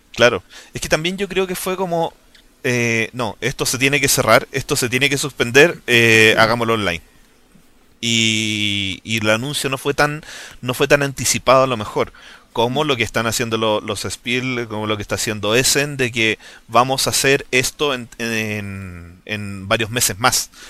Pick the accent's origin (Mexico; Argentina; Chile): Chile